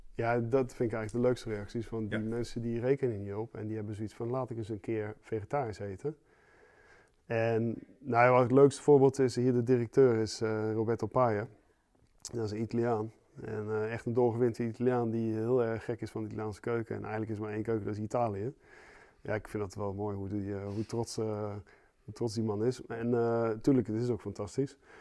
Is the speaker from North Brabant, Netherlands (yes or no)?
no; Zeeland, Netherlands; ik kom uit Zeeland